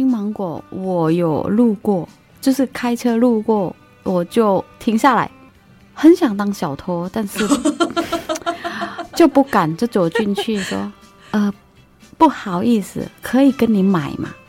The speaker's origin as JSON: {"language": "Chinese", "country": "Thailand", "moved": "yes", "lives_now": "Taiwan", "said": "我来自泰国，"}